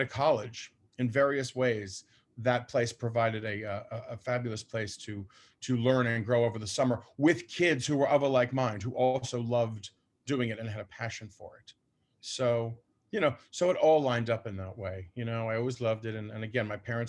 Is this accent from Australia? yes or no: no; Washington, District of Columbia, United States; I grew up in Washington, DC